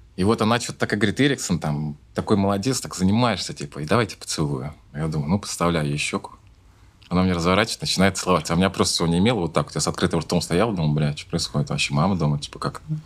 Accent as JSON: {"language": "Russian", "region": "Saint Petersburg", "country": "Russia", "tie": "born or raised there", "said": "я родился в Ленинграде, сейчас называется город Санкт-Петербург"}